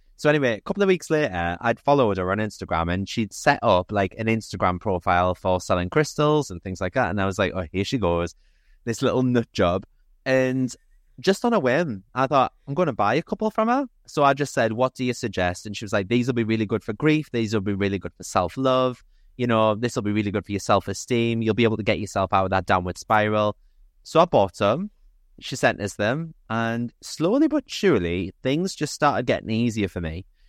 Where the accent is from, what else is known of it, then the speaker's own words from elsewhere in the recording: Newcastle upon Tyne, North East England, United Kingdom; I'm thirty-six, I'm from Newcastle